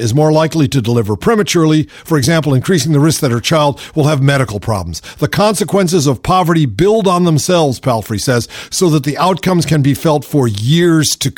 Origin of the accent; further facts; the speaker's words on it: Shaker Heights, Ohio, United States; moved away; also born or lived in Los Angeles, California; I grew up in Shaker Heights, Ohio